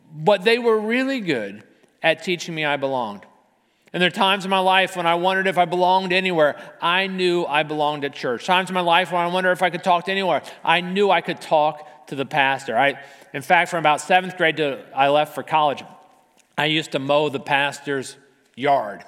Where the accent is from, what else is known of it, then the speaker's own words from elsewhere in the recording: Arlington, Virginia, United States; as a kid, I grew up in Arlington